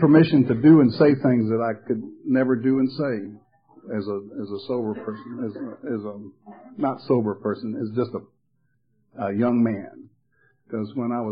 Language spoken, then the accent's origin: English; Atlanta, Georgia, United States; moved away as an adult; also born or lived in Charleston; now in Myrtle Beach, United States; I'm from Atlanta. I grew up in Atlanta